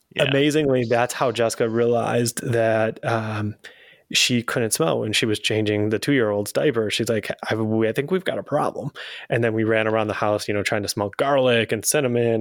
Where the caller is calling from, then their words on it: Dallas, Texas, United States; I'm calling in from Dallas, Texas